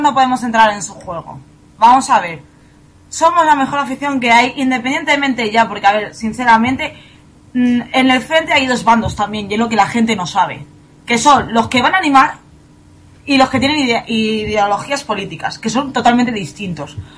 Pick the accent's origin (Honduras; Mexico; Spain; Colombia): Spain; Fuenlabrada, Community of Madrid; yo también soy de Fuenlabrada